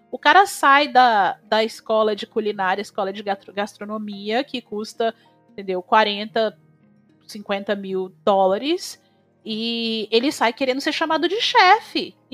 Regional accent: Brazil; accent: Brazilian; now in United States; O, o meu sotaque, e eu não sei se é porque eu já morei em outros lugares também, daqui dos Estados Unidos, então eu já peguei vários sotaques americanos diferentes. E o meu sotaque, e o sotaque brasileiro em geral

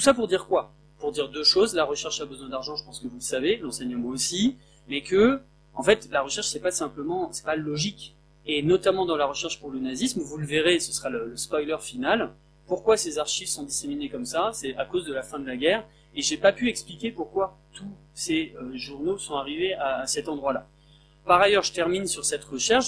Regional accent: Picardy, Hauts-de-France, France; je viens d'un village de Picardie de 400 habitants

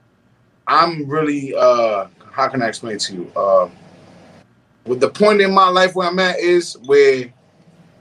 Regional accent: New York City, New York, United States; I grew up in Harlem

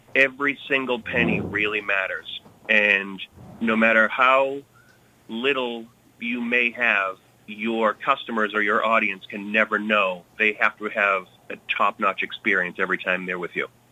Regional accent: Billerica, Massachusetts, United States; moved away as an adult; also born or lived in Lowell / New York City; I grew up in Billerica, but spent most of my time actually in Lowell.

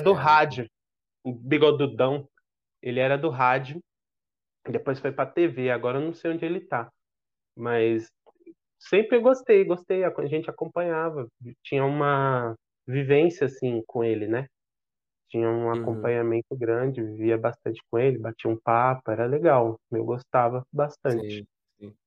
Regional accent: São Paulo, Brazil; Nasci no Hospital São Paulo, me acompanhei minha saúde até depois de adolescente no Hospital São Paulo

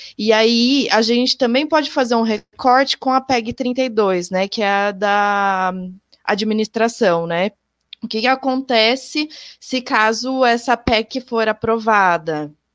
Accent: interior of São Paulo state, Brazil; eu sou aqui do interior do estado de São Paulo

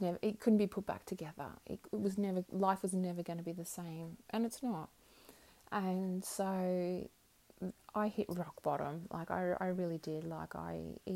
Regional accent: Melbourne, Victoria, Australia; moved away as an adult; also born or lived in Brisbane, Queensland; now in Queensland, Australia; I'm from Melbourne originally, so I was in Melbourne.

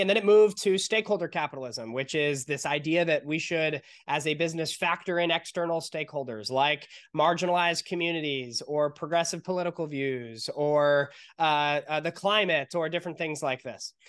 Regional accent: San Diego, California, United States; we're from San Diego, California

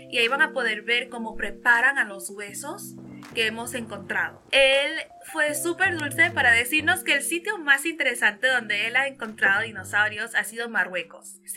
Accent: Venezuela; Tengo nueve años, eh, soy de Venezuela.

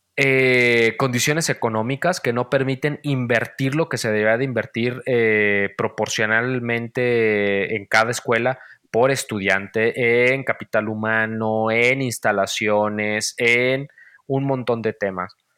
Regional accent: Valle de Guadalupe, Jalisco, Mexico; moved away; soy de un pueblo, ya lo sabes, y bueno, los que no sepan, soy de Valle de Guadalupe, un pueblo en los altos de Jalisco.

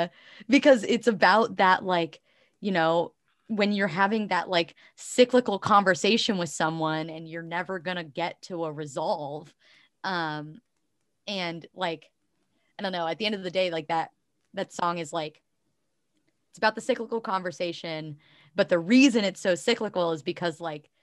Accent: Ohio, United States; I am definitely Midwestern, but I identify as Appalachian because I grew up in like southeastern Ohio.

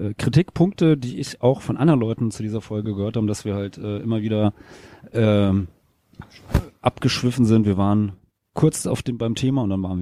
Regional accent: Hesse, Germany; Äh, weil da, wo ich herkomme aus dem Rheingau, da gab's halt äh, nichts mit, mit Punkrock.

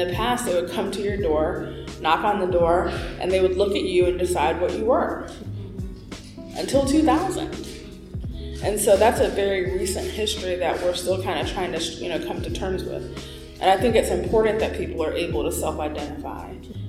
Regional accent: United States; And also the way I was raised to socialize in the United States of America.

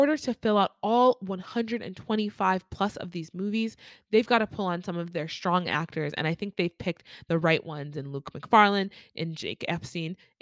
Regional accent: Nigeria; I am Nigerian

